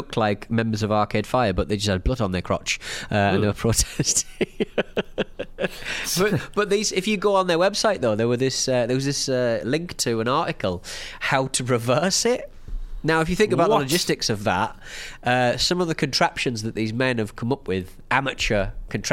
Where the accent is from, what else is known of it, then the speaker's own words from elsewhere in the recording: United Kingdom; as a British person